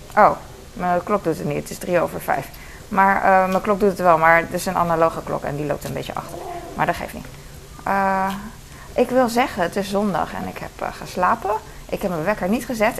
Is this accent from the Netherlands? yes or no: yes; Netherlands; als Nederlander